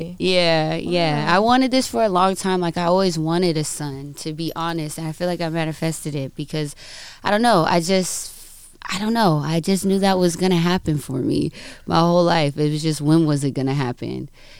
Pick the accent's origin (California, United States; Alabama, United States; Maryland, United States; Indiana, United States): California, United States; I'm actually from the Inland Empire.